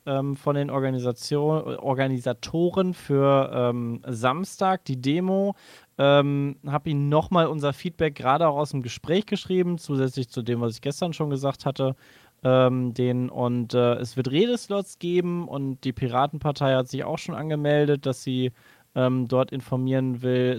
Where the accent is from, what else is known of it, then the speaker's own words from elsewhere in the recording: Cologne, North Rhine-Westphalia, Germany; Ich als Rheinländer